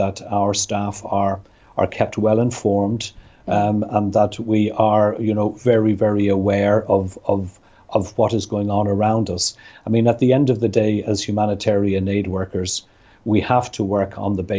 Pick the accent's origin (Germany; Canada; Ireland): Ireland; I'm Irish